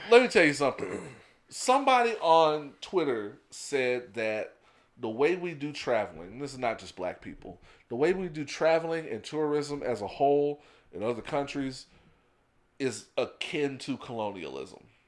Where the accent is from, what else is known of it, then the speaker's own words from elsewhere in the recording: United States; we are American